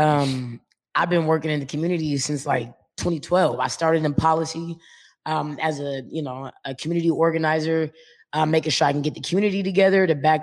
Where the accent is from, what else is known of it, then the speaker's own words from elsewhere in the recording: Baltimore, Maryland, United States; moved away as an adult; now in Seattle, United States; I'm actually from Baltimore, but I've been here for 12 years now.